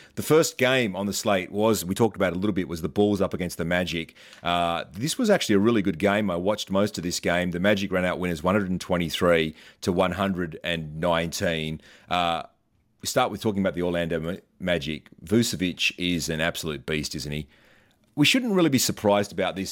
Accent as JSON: {"language": "English", "country": "Australia", "said": "As an Aussie"}